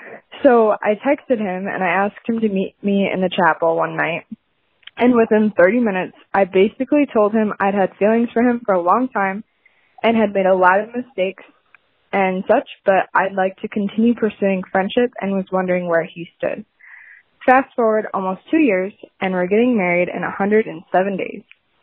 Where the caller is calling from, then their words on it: Grand Rapids, Michigan, United States; So I'm calling from Grand Rapids